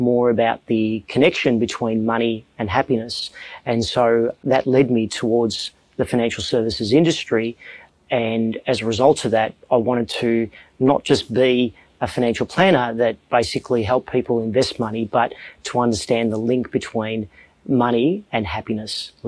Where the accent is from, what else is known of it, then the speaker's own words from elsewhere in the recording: Melbourne, Victoria, Australia; I'm from Melbourne, Australia, and I lead a financial services company